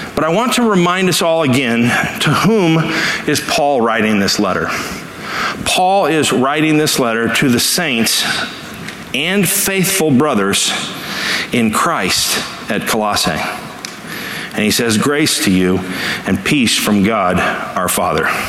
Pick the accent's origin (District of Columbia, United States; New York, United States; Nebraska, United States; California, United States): California, United States; Los Angeles; as a kid, uh, growing up in Los Angeles